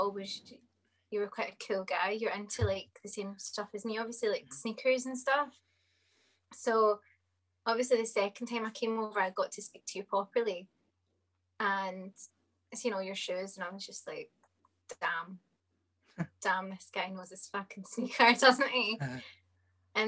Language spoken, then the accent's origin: English; Dumbarton, Scotland, United Kingdom; also born or lived in Glasgow (Cathcart); And then I moved to Dumbarton, which I stayed there for about 7 to 8 years